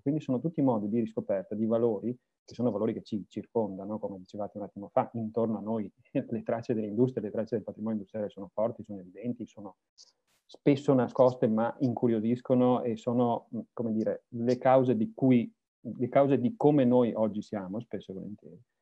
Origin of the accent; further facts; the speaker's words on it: Veneto, Italy; sono veneto